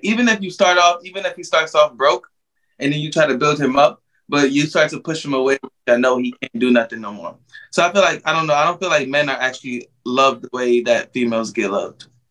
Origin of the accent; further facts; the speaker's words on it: New York, United States; now in Orlando, United States; I'm actually from New York, but I live in Orlando, Florida now